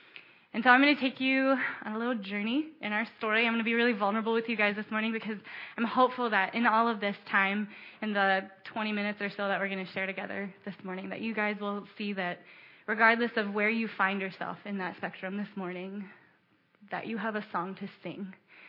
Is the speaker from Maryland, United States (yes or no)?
yes; Baltimore, Maryland, United States; also born or lived in Ohio; So I grew up in Baltimore. I'm from southern Baltimore County. I was born in Ohio, but I grew up in Baltimore. Moved here when I was 4, so I don't really remember much of Ohio. And Blake and I have lived in the city for 7 years